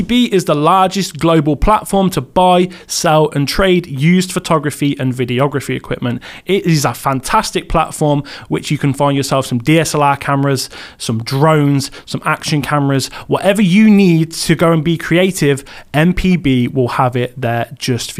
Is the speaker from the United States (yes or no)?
no; England, United Kingdom; accent: Roadman English; Roadman English